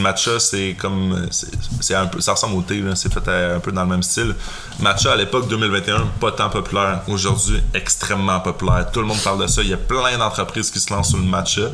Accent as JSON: {"language": "French", "region": "Quebec", "country": "Canada", "accent": "Québécois", "said": "je fais du contenu pour le Québec. Là. Je vais pas changer mon accent"}